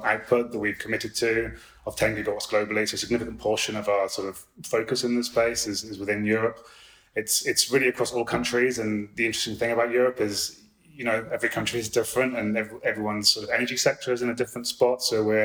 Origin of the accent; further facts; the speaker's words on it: United Kingdom; as a Brit